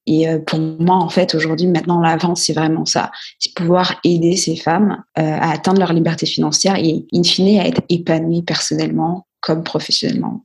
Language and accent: French; Guadeloupe; je suis originaire de, de la Guadeloupe